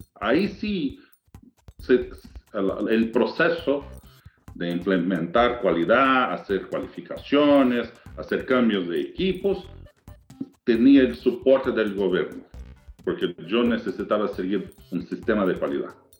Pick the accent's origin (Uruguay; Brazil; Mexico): Brazil; accent: Portuñol; Spanish is a second language; moved away as an adult; now in United States; yo soy brasileño